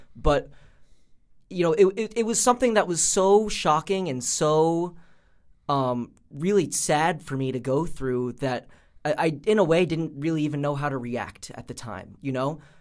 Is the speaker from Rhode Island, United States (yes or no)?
yes; Pawtucket, Rhode Island, United States; I am from Pawtucket, Rhode Island.